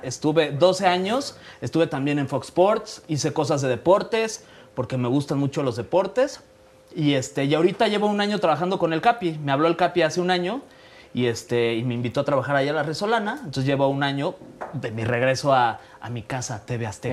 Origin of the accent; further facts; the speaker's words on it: Mexico City, Mexico; nací aquí en la Ciudad de México